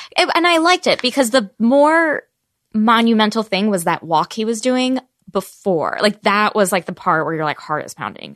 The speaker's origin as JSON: {"language": "English", "town": "Voorhees", "region": "New Jersey", "country": "United States", "tie": "born or raised there", "said": "I grew up in Jersey."}